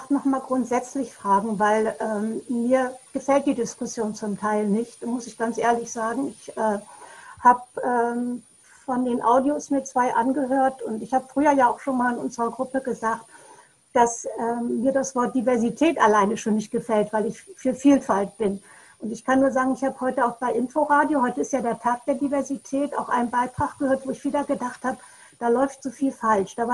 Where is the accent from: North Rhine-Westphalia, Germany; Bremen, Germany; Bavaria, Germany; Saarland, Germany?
Bremen, Germany; Bremerhaven; Ich komme aus Bremerhaven und ich habe es in Hamburg und Bremerhaven, an den Häfen gab es Schwarze.